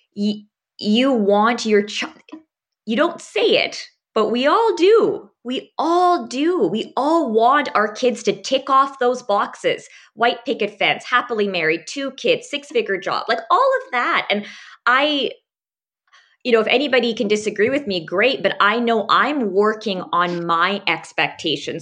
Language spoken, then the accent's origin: English; Abbotsford, British Columbia, Canada; I actually grew up around this area and went to school, including medical school, out at U B C